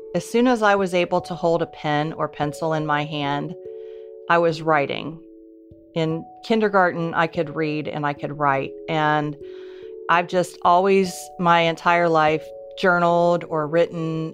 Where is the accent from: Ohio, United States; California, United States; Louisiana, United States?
Ohio, United States; Columbus; I grew up in Columbus, Ohio